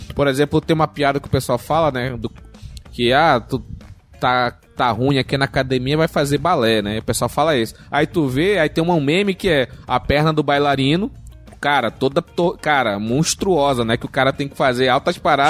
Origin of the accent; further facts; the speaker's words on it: Brazil; Eu sou brasileiro